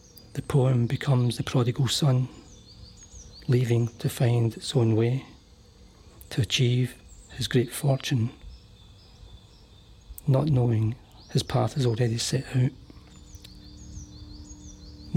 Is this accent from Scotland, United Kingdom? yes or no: yes; Hamilton, Scotland, United Kingdom; also born or lived in Cambuslang; Hamilton Central, my hometown, where I was brought up